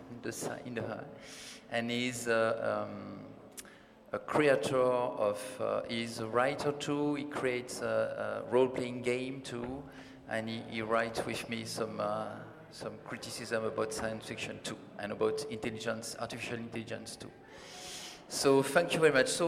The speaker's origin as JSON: {"language": "English", "country": "France", "second_language": "English", "said": "I am a French writer."}